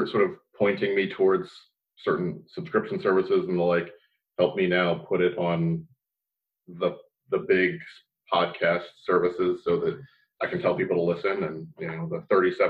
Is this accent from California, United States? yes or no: no; Southeast Pennsylvania, United States